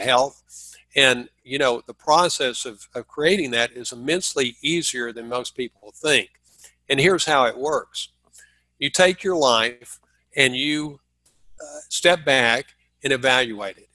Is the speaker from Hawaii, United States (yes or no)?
no; Dallas, Texas, United States; moved away; I'm from Dallas